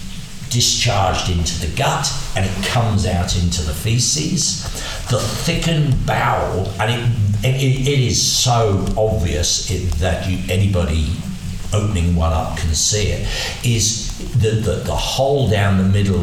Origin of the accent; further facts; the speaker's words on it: Berkshire, South East England, United Kingdom; when I was growing up in Berkshire in dairy cattle